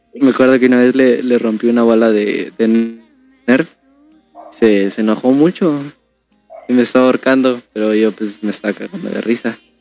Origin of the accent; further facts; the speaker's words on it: Guadalajara, Jalisco, Mexico; now in Quintana Roo, Mexico; la segunda vez que me mudé es cuando de Guadalajara me vine acá a Quintana Roo. Y pues la verdad, mm, ahí me dolió muchísimo porque toda mi infancia, literal toda, toda, toda, se quedó allá en mi fraccionamiento